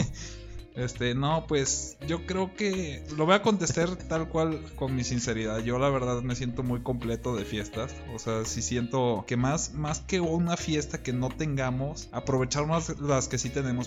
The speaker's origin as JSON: {"language": "Spanish", "region": "central Mexico", "country": "Mexico", "said": "nosotros del centro"}